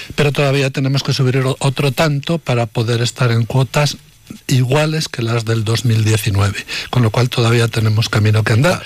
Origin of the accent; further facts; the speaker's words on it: Medina de Rioseco, Castile and León, Spain; de mi pueblo, de Medina de Río Seco y alrededores